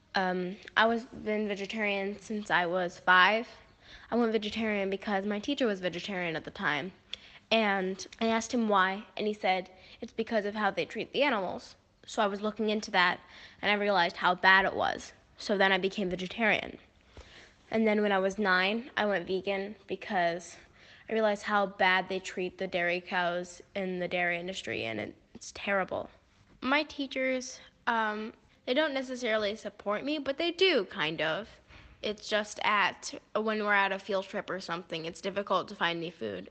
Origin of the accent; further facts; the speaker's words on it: United States; now in Dubai, United Arab Emirates; I'm from America. I live in Dubai